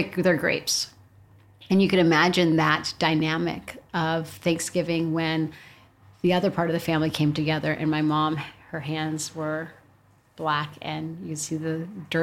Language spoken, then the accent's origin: English; Sonoma, California, United States; I grew up in Sonoma, California, that by definition should be a liberal bastion